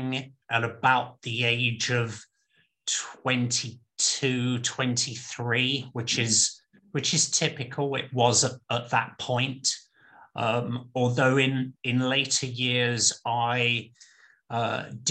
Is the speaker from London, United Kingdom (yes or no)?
yes; London, United Kingdom; now in Portland, United States; My mother was Italian, my father is British, and I grew up in London